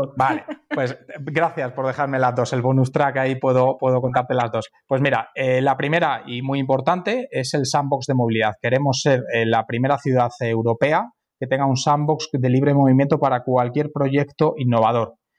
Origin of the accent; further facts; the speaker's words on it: Madrid, Community of Madrid, Spain; Los madrileños acogemos a todos como si fueran madrileños